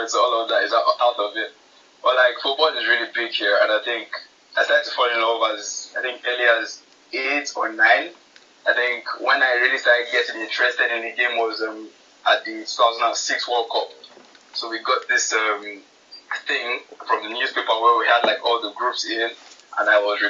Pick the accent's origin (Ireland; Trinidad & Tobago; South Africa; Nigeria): Nigeria; I'm from Nigeria